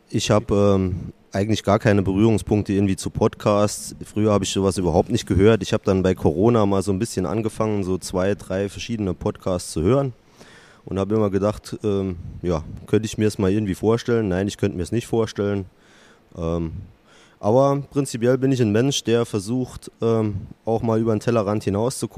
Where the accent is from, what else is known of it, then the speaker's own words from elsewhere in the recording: Saarland, Germany; moved away as an adult; now in Bielefeld, Germany; Ich komme gebürtig aus dem Saarland. Man möge es mir verzeihen. Man wird es hören an der einen oder anderen Stelle. Und ähm, bin vor fünfeinhalb Jahren beruflich nach Bielefeld gekommen